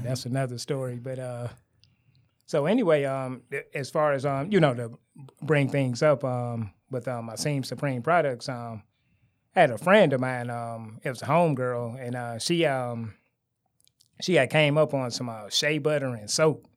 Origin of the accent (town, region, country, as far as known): Detroit, Michigan, United States; born or raised there; also born or lived in Garden City